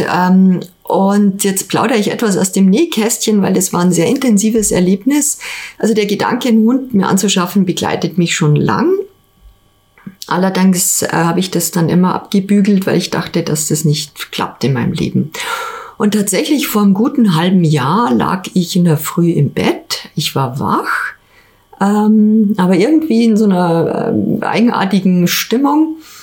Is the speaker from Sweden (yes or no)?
no; Ingolstadt, Bavaria, Germany; also born or lived in Hamburg; also erstmal bin ich in Ingolstadt geboren, Jahrgang 71, ähm, im alten Stadtkrankenhaus. Und ich habe äh, die meiste Zeit meines Lebens in Ingolstadt verbracht